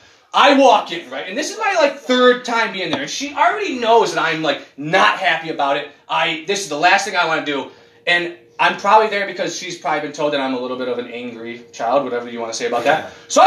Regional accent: United States; I'm American. That's what I am. I'm fucking American.

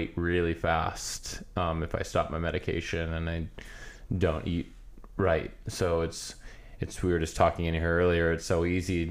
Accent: Iowa, United States; moved away as an adult; now in California, United States; I grew up in Iowa

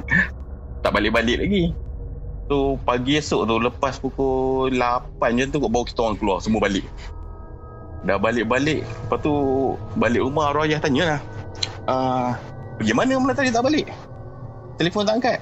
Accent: Jengka, Pahang, Malaysia; Pahang saya asal orang Jengka.

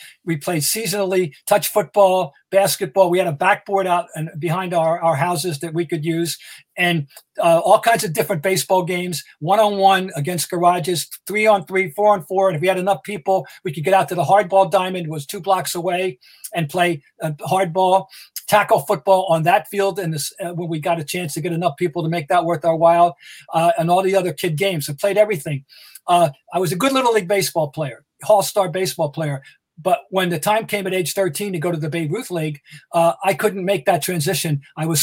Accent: Trenton, New Jersey, United States; moved away; I grew up in Trenton, New Jersey

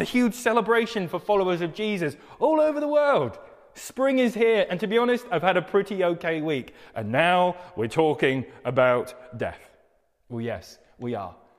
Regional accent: United Kingdom

